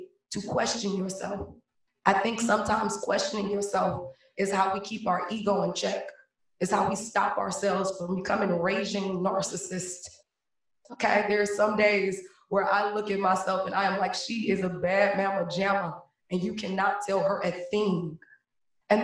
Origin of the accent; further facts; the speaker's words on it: Cleveland, Ohio, United States; Born and raised in Cleveland, Ohio